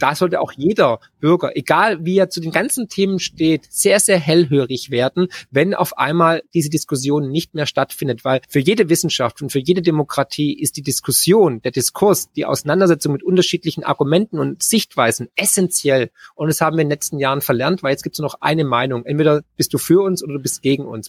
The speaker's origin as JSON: {"language": "German", "country": "Germany"}